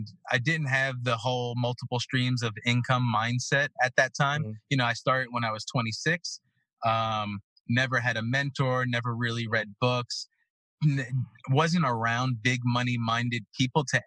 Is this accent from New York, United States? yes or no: yes; New York City, New York, United States; now in Florida, United States; Growing up in Brooklyn